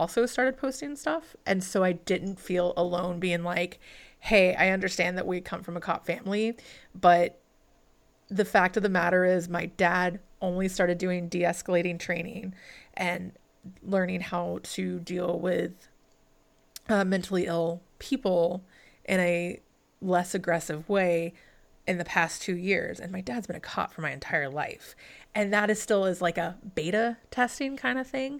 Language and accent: English; the South, United States; I am from the South, I very Southern family